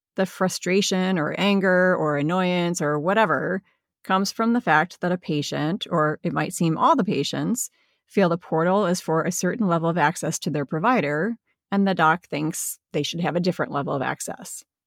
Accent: Midwest, United States; I'm a Midwesterner, and in the Midwest, we use the word guys as interchangeable with people.

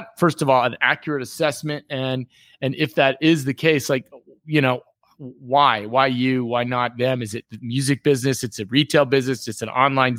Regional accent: Miami, Florida, United States; moved away as an adult; also born or lived in Bay Area; you and I were both born and raised in Miami

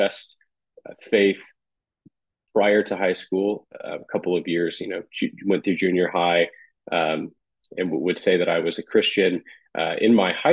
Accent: Bakersfield, California, United States; now in Carmel, United States; I grew up on the West Coast. So I grew up in California, Bakersfield, which is right in the center of the state.

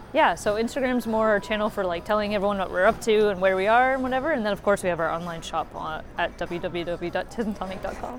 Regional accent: Canada; now in Germany; my sister actually is my partner, and we're from Canada

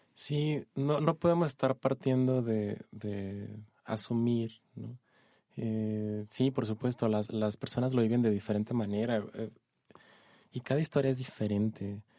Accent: Ciudad Juárez, Chihuahua, Mexico; now in Mexico City, Mexico; Yo soy de Ciudad Juárez, de Chihuahua

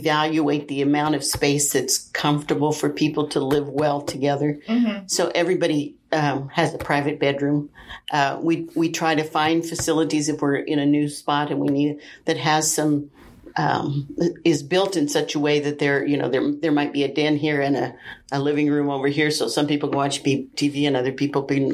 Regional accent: Wichita, Kansas, United States; moved away as an adult; now in St. Louis, United States; I'm from the Wichita area. We're living in St. Louis.

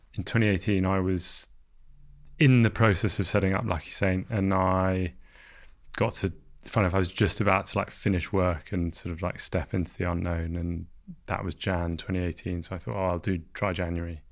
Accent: London, United Kingdom; So I grew up in London.

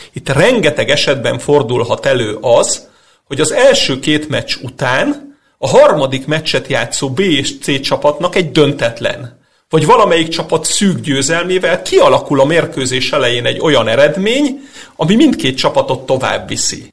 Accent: Hungary; mint magyar labdarúgó szurkoló

